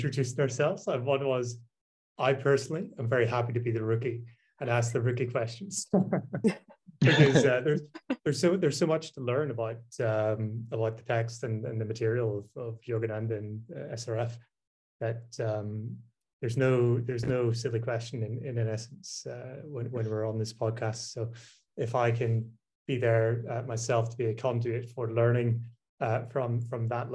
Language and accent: English; Ireland; also born or lived in London, United Kingdom; now in Brazil; I'm Irish first and foremost